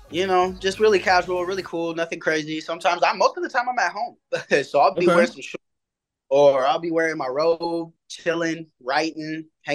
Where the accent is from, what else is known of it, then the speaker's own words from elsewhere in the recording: Tacoma, Washington, United States; I'm from Tacoma, Washington State. So that's all the way on the west side, like near Seattle. Like 20 minutes, 30 minutes down the way from Seattle. I moved around a lot.